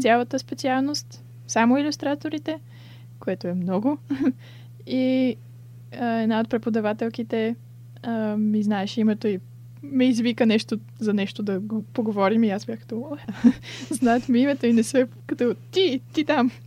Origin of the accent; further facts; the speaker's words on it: Bulgaria; moved away as an adult; also born or lived in Sofia, Bulgaria; now in Brighton, United Kingdom; че съм българка.